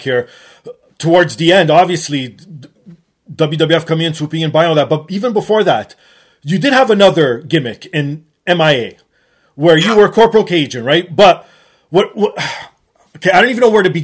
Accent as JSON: {"language": "English", "country": "Canada", "said": "being Canadian myself"}